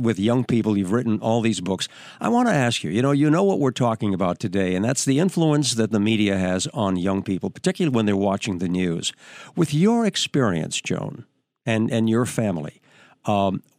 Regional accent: New Hampshire, United States; moved away; also born or lived in New York; I was on radio back in my hometown in New Hampshire

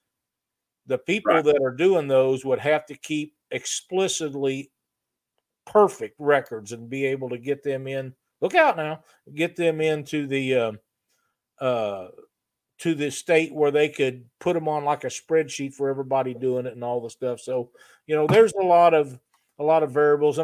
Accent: Missouri, United States; my home state of Missouri

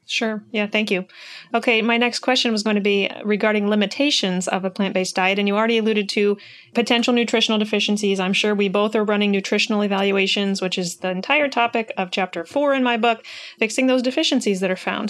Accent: Iowa, United States; I'm from Iowa. We have a heavy soybean crop here

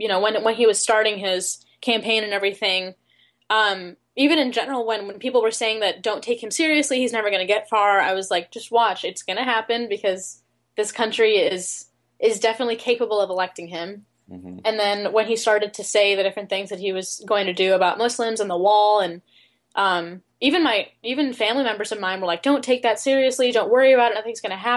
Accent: United States; both of them are immigrants from Pakistan, and I was born in the States.

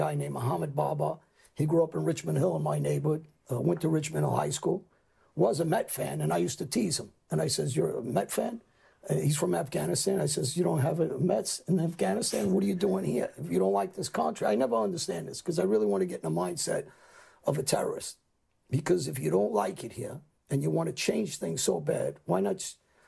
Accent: Albania; I'm Muslim. My family's Muslim. I'm from Albania.

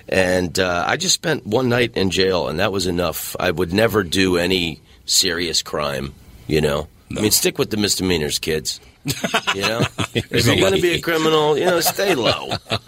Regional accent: Orlando, Florida, United States; A friend of mine, his family moved there after high school. I grew up in Orlando. And I started going on the road when I was 18.

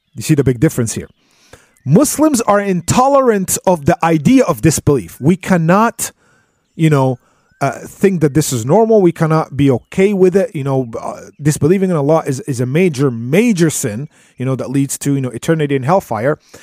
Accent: United States; us Americans here

